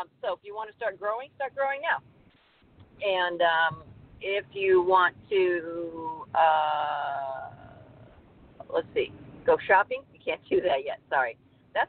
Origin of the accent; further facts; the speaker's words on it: United States; We're American